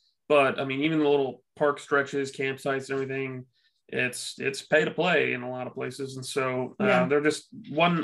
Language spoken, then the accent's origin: English; Texas, United States; I grew up here in Texas